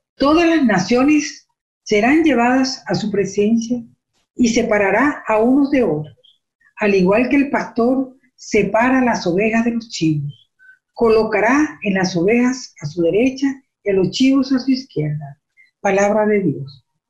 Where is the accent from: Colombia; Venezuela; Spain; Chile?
Venezuela; moved away as an adult; now in Canada; yo soy de Venezuela, yo estoy aquí ahora en Canadá